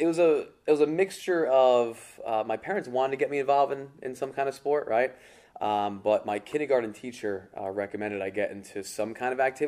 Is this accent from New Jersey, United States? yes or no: yes; Lyndhurst, New Jersey, United States; Yeah, so I grew up in Lyndhurst, New Jersey. My entire life. So always in the Bergen County area.